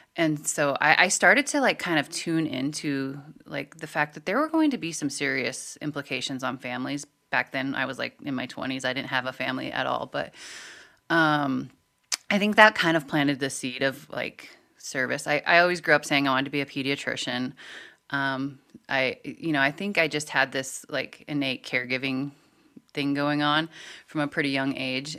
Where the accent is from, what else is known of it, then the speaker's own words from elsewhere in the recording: Montana, United States; growing up in Montana